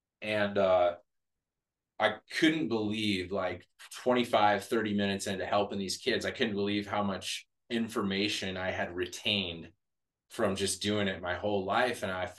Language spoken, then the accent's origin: English; Montana, United States; I was from Montana, right?